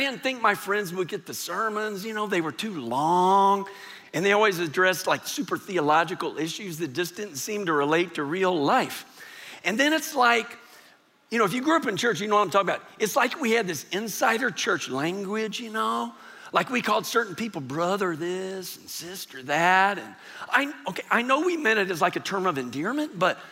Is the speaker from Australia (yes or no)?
no; San Antonio, Texas, United States; I grew up here in San Antonio, went to high school here in San Antonio